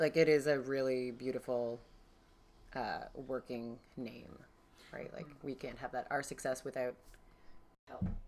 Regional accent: Halifax, Nova Scotia, Canada; moved away as an adult; I'm from the East Coast, uh, from Halifax mainly

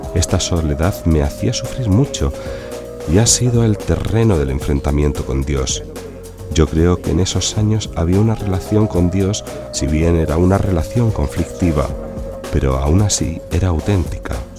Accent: Sicily, Italy; moved away as an adult; also born or lived in Rome / Milan; he recorrido toda Italia, porque soy de Sicilia, pero ya después del instituto vine a estudiar a Roma.

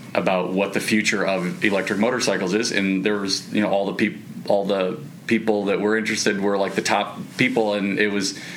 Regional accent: Midwest, United States; I'm from the Midwest

